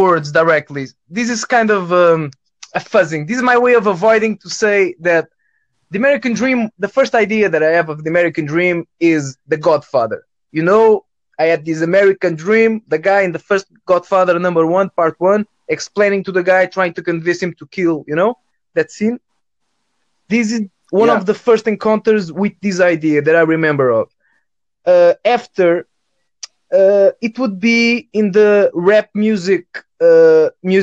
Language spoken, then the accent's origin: English; Portugal; first language Portuguese; English is a second language; I'm from Europe, Portugal